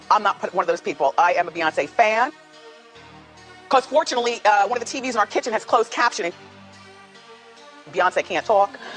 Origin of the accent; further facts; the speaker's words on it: Chicago, Illinois, United States; I'm from Chicago, bitch.